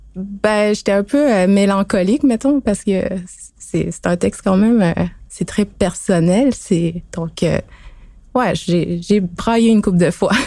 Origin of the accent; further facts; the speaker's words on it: Pessamit, Quebec, Canada; moved away as an adult; now in Montreal, Canada; de Pessamit sur la côte nord. Je suis à Montréal depuis euh, quelques années